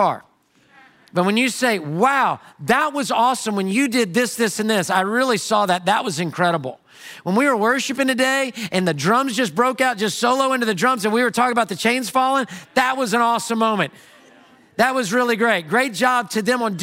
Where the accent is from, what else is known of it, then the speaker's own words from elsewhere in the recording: Houston, Texas, United States; a guy from Houston